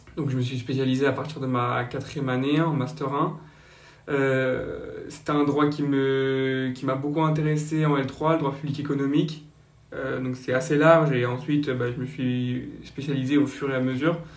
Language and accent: French; Basque Country, Nouvelle-Aquitaine, France; also born or lived in Le Raincy, Seine-Saint-Denis; je suis originaire du Pays Basque où j'ai encore une partie de ma famille et une autre partie donc, en région parisienne dans 93 au Rincy